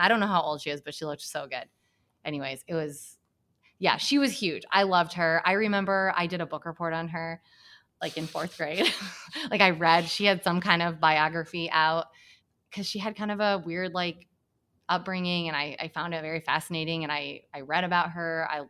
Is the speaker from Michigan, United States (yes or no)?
yes; Hamilton, Michigan, United States; born or raised there; moved away